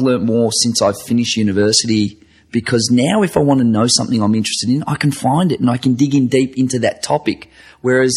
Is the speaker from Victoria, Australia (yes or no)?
yes; Werribee, Victoria, Australia; I grew up in Werribee, which is an outer western suburb of Melbourne